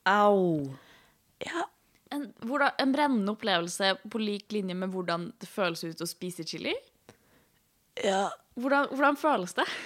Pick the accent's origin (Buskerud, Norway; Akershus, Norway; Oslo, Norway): Oslo, Norway; Jeg er 27 år gammel, ikke-binær og panseksuell. Jeg kommer fra Oslo.